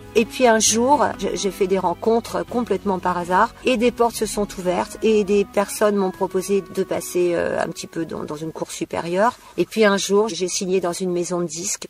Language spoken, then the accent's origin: French; Méru, Hauts-de-France, France; now in Bourg-en-Bresse area, France; je suis née en Picardie, alors dans un super petit village tout pourri qui s'appelle Méru